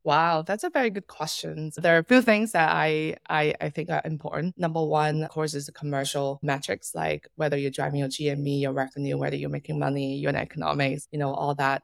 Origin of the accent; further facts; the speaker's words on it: Macau; moved away; also born or lived in Hong Kong; I'm originally from Macau.